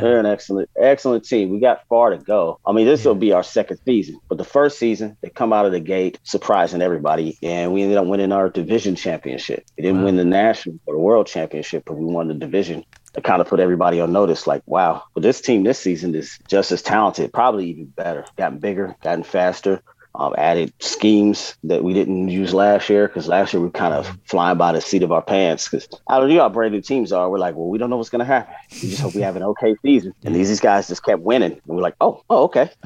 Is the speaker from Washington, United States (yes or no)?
no; San Diego, California, United States; growing up in San Diego